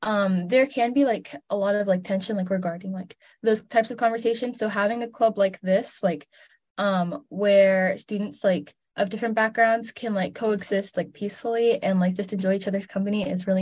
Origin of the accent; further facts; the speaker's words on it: Silver Spring, Maryland, United States; I'm 16 and I'm Eritrean, but I was raised in Silver Spring.